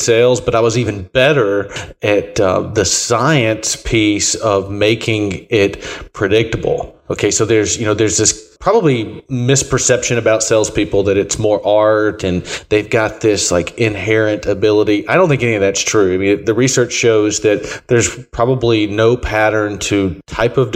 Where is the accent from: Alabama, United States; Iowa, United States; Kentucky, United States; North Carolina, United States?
Alabama, United States; moved away as an adult; also born or lived in Tennessee; I grew up in Alabama.